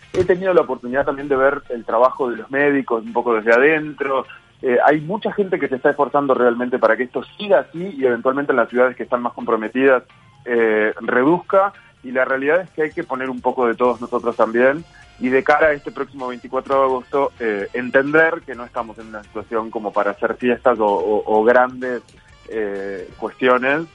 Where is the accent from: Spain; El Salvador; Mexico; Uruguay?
Uruguay; Nosotros como uruguayos decimos amo